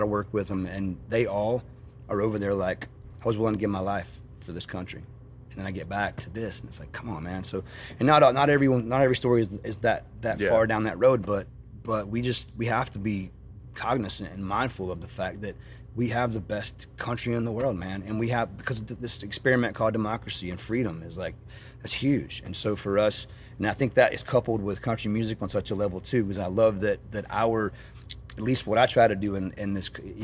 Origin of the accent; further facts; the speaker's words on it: North Carolina, United States; I grew up in Carolina